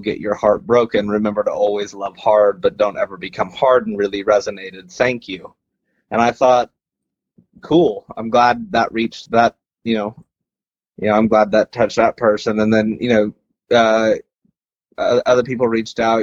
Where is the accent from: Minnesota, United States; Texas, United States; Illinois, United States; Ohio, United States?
Texas, United States; West; I grew up in West Texas